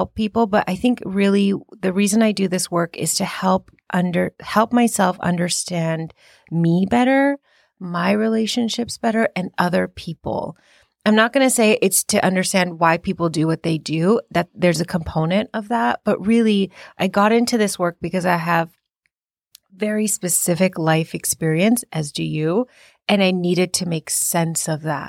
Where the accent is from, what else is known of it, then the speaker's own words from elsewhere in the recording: India; now in United States; So I am East Indian and I am an immigrant in this country. And I was raised in a very traditional household, but still had to assimilate and acculturate to the American way of life.